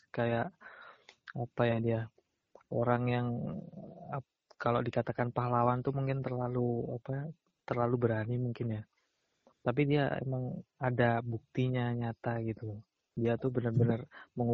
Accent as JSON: {"language": "Indonesian", "region": "Bali", "country": "Indonesia", "said": "Kalau di daerahku di daerah Bali Barat nih ya."}